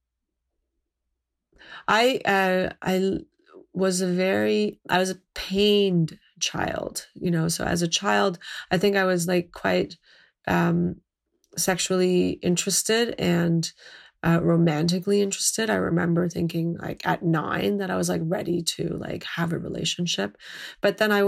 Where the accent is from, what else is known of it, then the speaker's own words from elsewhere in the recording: Mississauga, Ontario, Canada; I grew up in a suburb of Toronto, on the edge of Mississauga